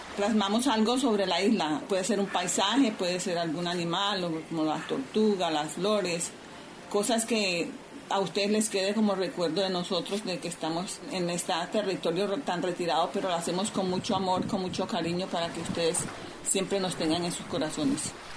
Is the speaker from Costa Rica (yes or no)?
no; San Andrés, San Andrés, Providencia and Santa Catalina, Colombia; Soy artesana raizal de San Andrés Islas